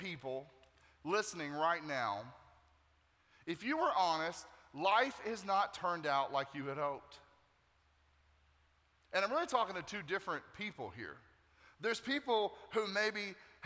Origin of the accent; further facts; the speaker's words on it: Nashville, Tennessee, United States; now in Tampa, United States; I'm originally from Nashville, Tennessee